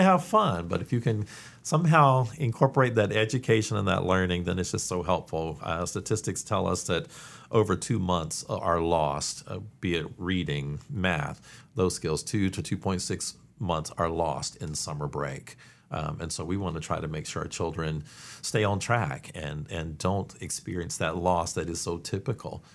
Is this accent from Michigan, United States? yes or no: no; Eastern North Carolina, United States; also born or lived in Washington, D.C. / Atlanta; now in Winston-Salem, United States; I grew up in Eastern North Carolina